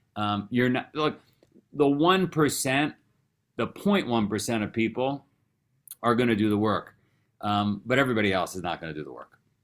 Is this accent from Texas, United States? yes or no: no; New York City, New York, United States; I grew up in Queens, New York.